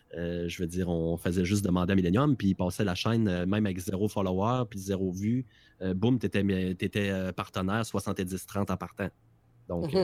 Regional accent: Quebec, Canada

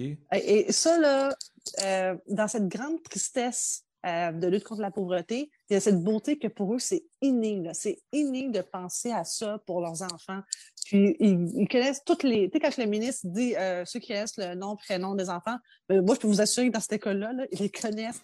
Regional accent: Montreal, Quebec, Canada; moved away as an adult; also born or lived in New York; on est plein de Montréalais

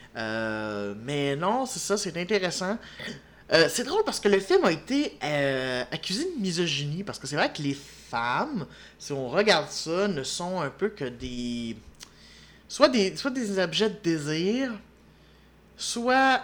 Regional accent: Quebec, Canada; en tant que Québécois

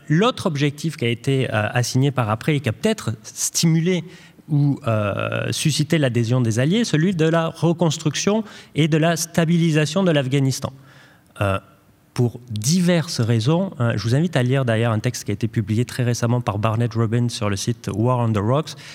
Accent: France; en tant que Français

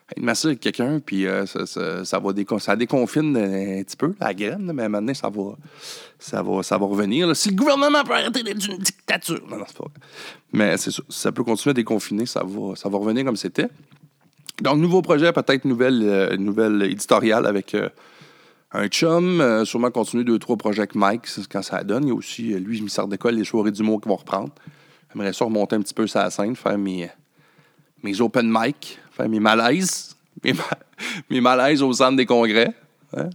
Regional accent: Quebec, Canada; de chez nous au Québec

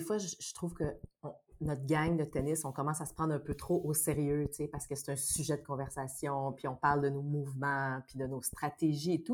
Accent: Saint-Bruno-de-Montarville, Quebec, Canada; moi, je viens de Saint-Bruno, de la rive sud de Montréal

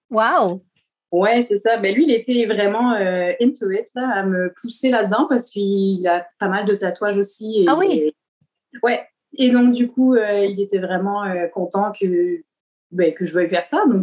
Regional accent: the Cévennes, Occitania, France; moved away as an adult; also born or lived in Montpellier, France; now in Montreal, Canada; j'ai grandi euh, dans le sud de la France, majoritairement, euh, dans les Cévennes. et puis, plus tard, ben, pour mes études supérieures, je suis allée, à, j'ai déménagé à Montpellier, donc en ville.

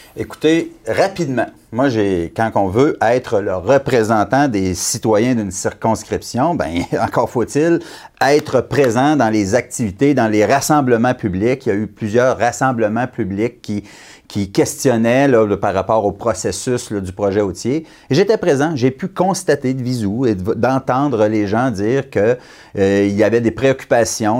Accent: Abitibi, Quebec, Canada; je suis venu au monde en Abitibi, j'ai grandi en Abitibi

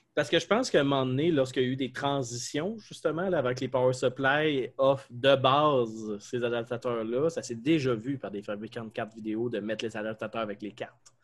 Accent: Quebec, Canada; accent: québécois; mon accent québécois-français

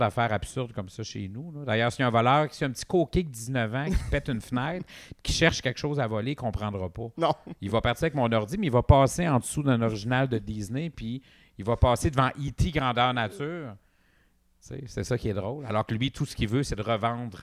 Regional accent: Quebec, Canada; on est des Nord-Américains parlant français

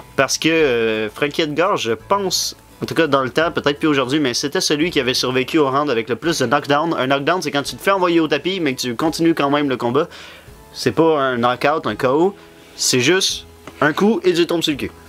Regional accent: Quebec, Canada; on est des Québécois

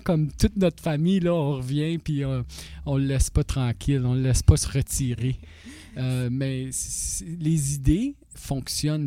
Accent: North Bay, Ontario, Canada; also born or lived in Toronto; Je venais de North Bay

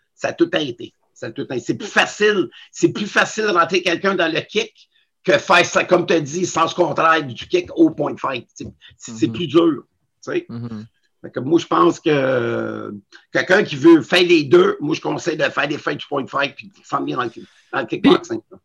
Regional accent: Montreal, Quebec, Canada; j'avais 13 ans, 12-13 ans, je restais sur la rue et Henri Julien

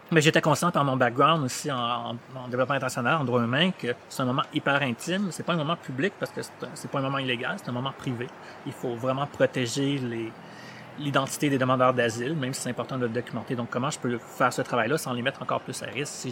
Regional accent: Chad; I don't speak Arab. Je viens du Tchad. Je parlais français. Un peu

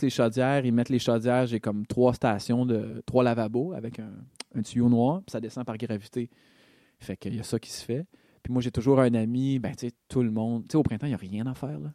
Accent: Montreal, Quebec, Canada; moved away; je viens de Rosemont, là, tu sais, je suis un gars de la ville

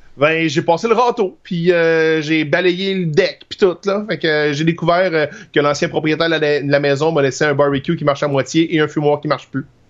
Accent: Trois-Rivières, Quebec, Canada; je viens de Trois-Rivières, puis ma famille est à Lac Mégantic

